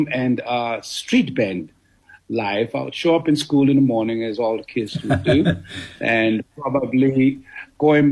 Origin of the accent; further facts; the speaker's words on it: Soweto, Gauteng, South Africa; moved away; also born or lived in Los Angeles, United States; I was born in Soweto, in Tladi location.